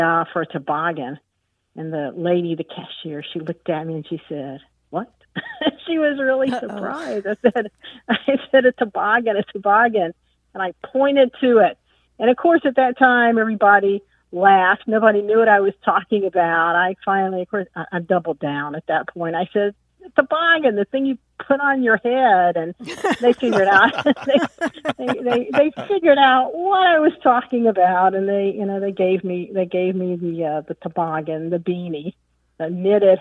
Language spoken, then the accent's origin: English; Charlotte, North Carolina, United States; I'm from Charlotte, North Carolina